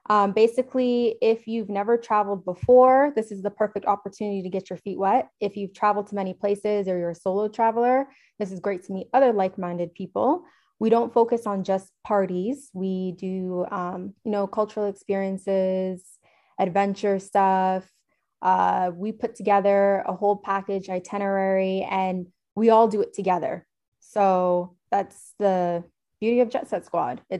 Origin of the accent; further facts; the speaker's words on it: Toronto, Ontario, Canada; I'm from Toronto, Canada.